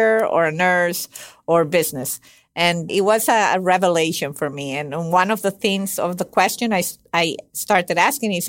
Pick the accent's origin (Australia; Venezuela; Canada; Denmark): Venezuela; moved away; I'm originally from Venezuela.